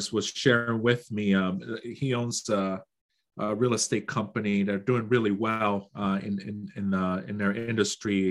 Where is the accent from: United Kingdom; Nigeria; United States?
Nigeria; moved away; Growing up in Nigeria